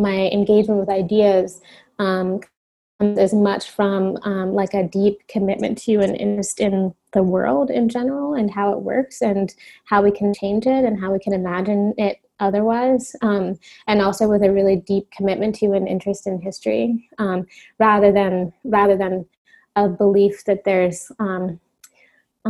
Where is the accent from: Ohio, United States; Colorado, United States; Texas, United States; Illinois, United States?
Ohio, United States; Cincinnati; also born or lived in California; now in Brooklyn, United States; my parents moved to Cincinnati, Ohio within, you know, months after I was born. So I grew up in Cincinnati